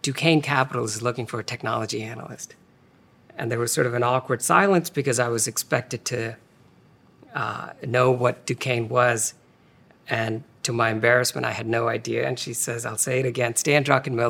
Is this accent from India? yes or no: yes; India; moved away as an adult; also born or lived in Philadelphia; I was born and raised in India